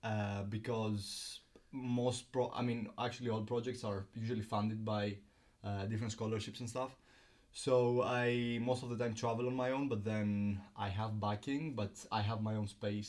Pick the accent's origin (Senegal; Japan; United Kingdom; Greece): Greece; moved away as an adult; I'm from Greece. I grew up there. Was there until I came to college.